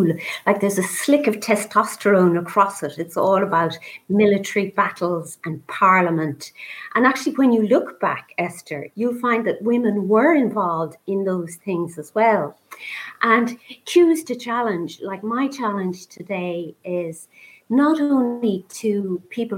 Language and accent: English; Ireland; I was born in St. Patrick's mother and baby home